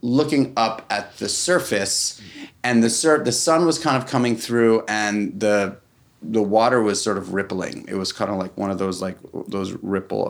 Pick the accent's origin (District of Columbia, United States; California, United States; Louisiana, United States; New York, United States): New York, United States; New York City; We're both from New York City. It's very, very rare that you find New York City born and breders